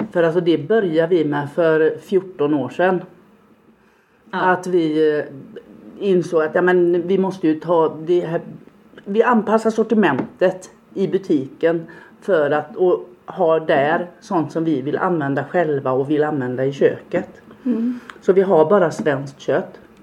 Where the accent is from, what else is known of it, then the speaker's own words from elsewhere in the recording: Gunnarsjö, Halland County, Sweden; now in Falkenberg, Sweden; jag är uppväxt på landet i Gunnarsjö i Varbergs, längst in i Varbergs kommun.